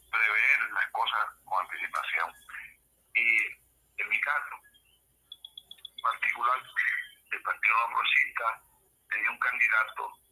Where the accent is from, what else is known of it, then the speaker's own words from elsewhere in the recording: Lares, Puerto Rico; fui precandidato en una primaria del Partido Nuevo Progresista en mi pueblo en Lares.